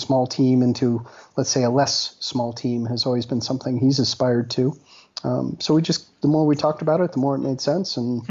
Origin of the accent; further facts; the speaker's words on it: Colorado, United States; moved away as an adult; I grew up in Colorado. I've got family here